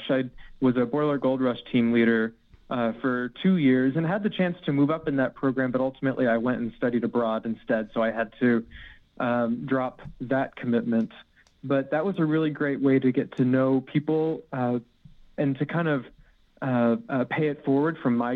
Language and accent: English; Arizona, United States; also born or lived in Florida / United Kingdom; I say I grew up in hmm. Arizona, but indeed I was born in Florida, and uh, for a good chunk of my childhood, I was actually in the UK while my dad was stationed at RAF Lakenheath